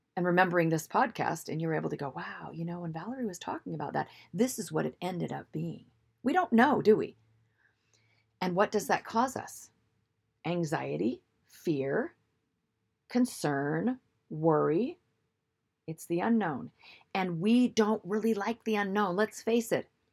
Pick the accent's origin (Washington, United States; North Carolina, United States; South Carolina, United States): Washington, United States; Seattle; I'm from the Seattle area